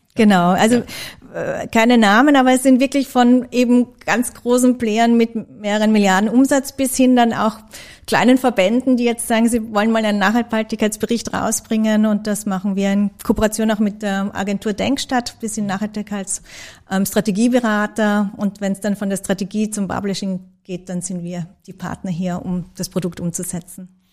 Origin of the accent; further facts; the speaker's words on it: Graz, Styria, Austria; ich bin geborene Grazerin